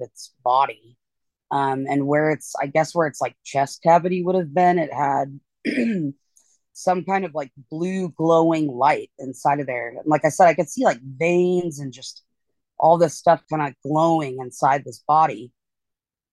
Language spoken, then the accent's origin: English; eastern Washington State, United States; I'm from Washington State originally. Grew up in kind of the eastern part of Washington State, out in the country.